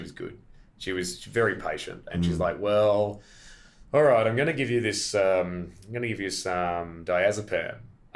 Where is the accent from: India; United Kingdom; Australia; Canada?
Australia; I was a visitor from Australia